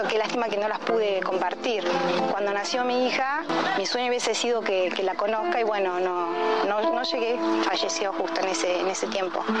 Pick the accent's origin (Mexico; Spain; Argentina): Argentina; Buenos Aires; also born or lived in Medellín, Colombia; No nací acá, nací en Medellín, en Colombia, donde jugaba mi papá. Mi hermano y yo nacimos allá, volvimos a Buenos Aires, de, al menos yo de bebé, así que yo me siento argentina, soy argentina